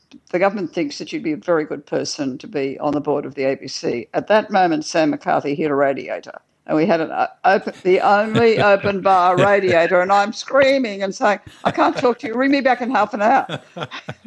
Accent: Australia

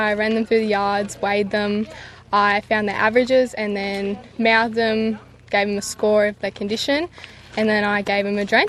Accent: Bellbrook, New South Wales, Australia; I'm from Bellbrook, New South Wales.

